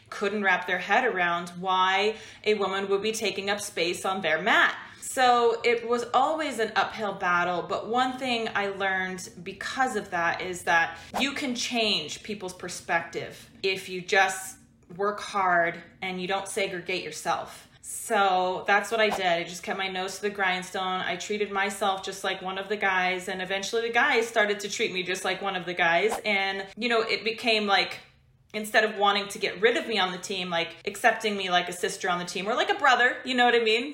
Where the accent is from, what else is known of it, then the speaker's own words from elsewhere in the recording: Washington, United States; moved away as an adult; also born or lived in California; I'm from Washington State in the US, and I moved to California to train with a better team